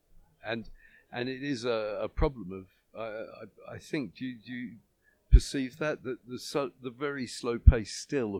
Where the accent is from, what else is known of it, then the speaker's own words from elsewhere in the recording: United Kingdom; I'm from Britain